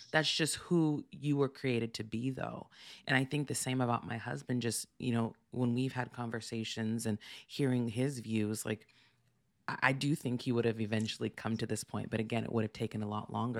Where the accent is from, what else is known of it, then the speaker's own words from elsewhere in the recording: Santa Barbara, California, United States; moved away; also born or lived in New York; I grew up in Santa Barbara